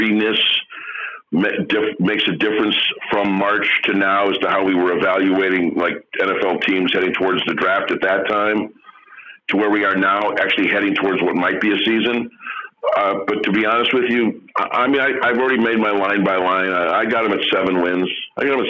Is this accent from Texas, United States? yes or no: no; Chicago, Illinois, United States; now in Michigan, United States; I'm from Chicago